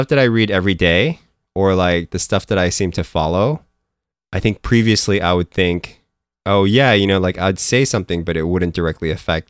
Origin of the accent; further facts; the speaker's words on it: Philippines; moved away; me growing up in the Philippines, like whenever I had like this, I would be, I grew up with like American pop culture. Like I grew up watching like American cartoons and like, you know, Japanese cartoons and all that stuff.